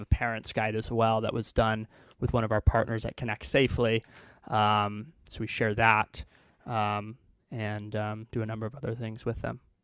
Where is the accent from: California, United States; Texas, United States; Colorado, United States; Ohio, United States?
Texas, United States; Houston; moved away as an adult; also born or lived in Illinois; now in Silicon Valley, United States; I grew up in Houston, Texas